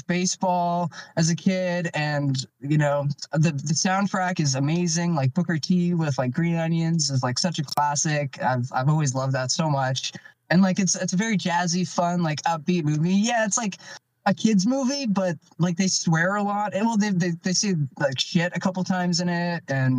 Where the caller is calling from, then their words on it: Canada; I'm calling in from the Great White North, good old Canada.